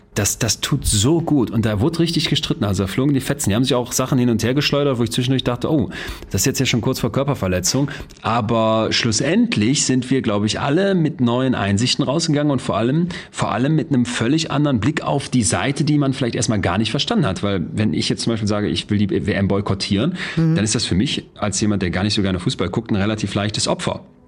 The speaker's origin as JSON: {"language": "German", "town": "Solingen", "region": "North Rhine-Westphalia", "country": "Germany", "lives_now": "Münster, Germany", "said": "damals in Solingen, wo ich herkomme, dann in Münster so Studiepartys"}